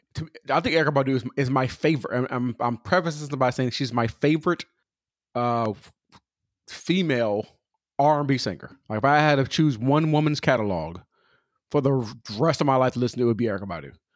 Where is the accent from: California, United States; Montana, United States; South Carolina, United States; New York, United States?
California, United States; I'm from Cali.